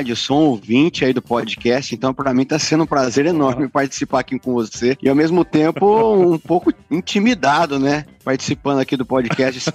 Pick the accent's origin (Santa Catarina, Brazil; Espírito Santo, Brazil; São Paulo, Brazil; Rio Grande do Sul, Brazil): São Paulo, Brazil; Santa Cruz do Rio Pardo; eu sou do interior de São Paulo, cidade chama Santa Cruz do Rio Pardo.